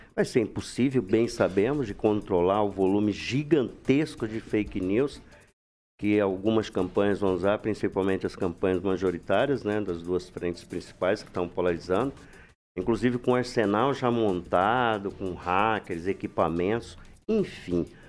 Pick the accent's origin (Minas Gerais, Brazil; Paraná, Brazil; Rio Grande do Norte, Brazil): Paraná, Brazil; Londrina; now in Maringá, Brazil; Lá na Varta, que eu nasci na Varta.